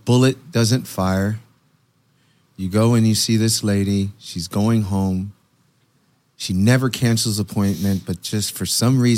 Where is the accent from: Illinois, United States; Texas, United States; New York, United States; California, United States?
California, United States; I'm from California